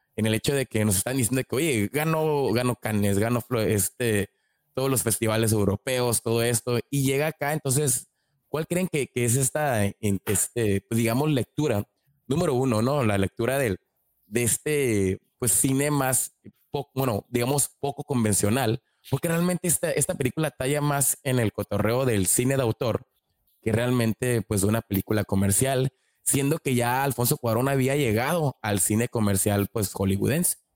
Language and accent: Spanish; Mexico; nosotros que somos mexicanos